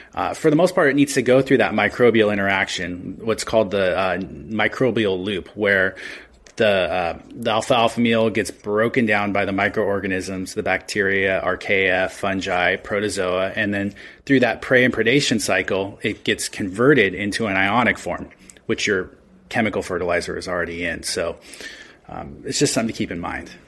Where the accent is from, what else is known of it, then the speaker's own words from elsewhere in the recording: Redmond, Washington, United States; also born or lived in Australia; I grew up around plants. My parents owned a, uh, nursery landscape company on seven acres in Redmond, Washington. So, I've been around plants my entire life